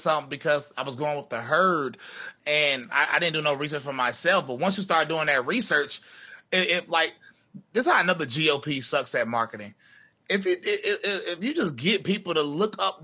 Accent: North Carolina, United States; I'm from North Carolina

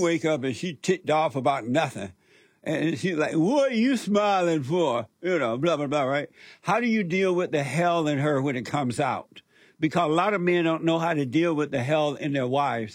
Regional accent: Alabama, United States; moved away; I grew up in Alabama, as you know, on a plantation

